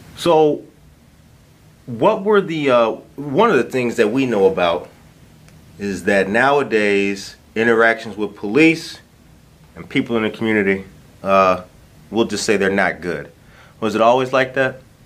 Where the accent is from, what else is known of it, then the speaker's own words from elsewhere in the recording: Harvey, Illinois, United States; I grew up in Harvey